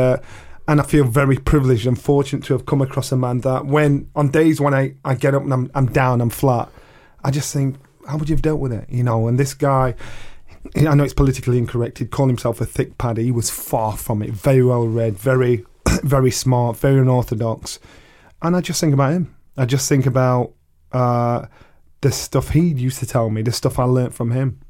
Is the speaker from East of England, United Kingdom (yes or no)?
no; Sheffield, Yorkshire and the Humber, United Kingdom; I boxed for the world title in my hometown in Sheffield